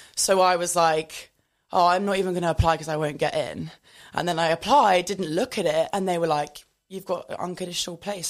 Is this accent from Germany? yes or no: no; United Kingdom; moved away as an adult; now in London, United Kingdom; I am originally from the South Coast